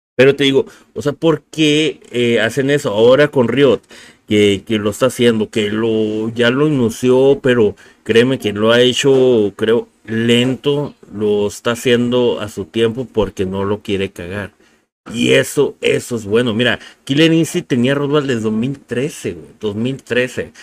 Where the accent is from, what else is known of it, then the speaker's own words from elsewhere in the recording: Mexico; como mexicanos nosotros